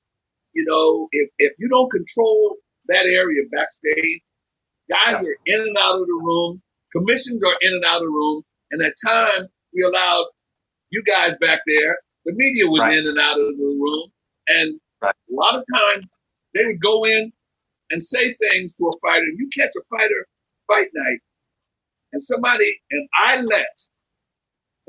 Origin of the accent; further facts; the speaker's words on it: Philadelphia, Pennsylvania, United States; I'm from Philadelphia